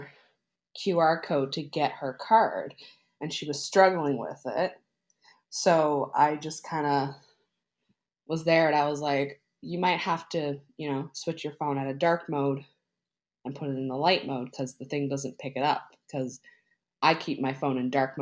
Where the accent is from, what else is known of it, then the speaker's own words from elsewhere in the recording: Newfoundland and Labrador, Canada; moved away as an adult; now in Nova Scotia, Canada; I'm from Newfoundland too